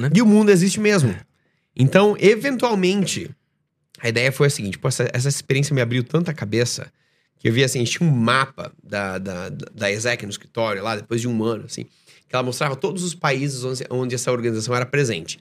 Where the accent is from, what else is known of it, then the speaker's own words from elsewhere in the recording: Joinville, Santa Catarina, Brazil; moved away as an adult; also born or lived in Estonia / Dubai; eu sou de Joinville, Santa Catarina